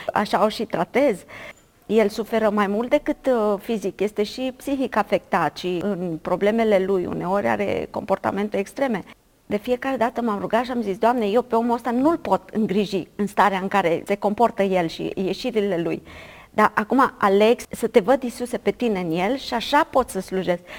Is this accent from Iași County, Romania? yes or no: no; Bulgăruș, Timiș County, Romania; am crescut la sat, la Bulgăruș, undeva la 40 de kilometri de Timișoara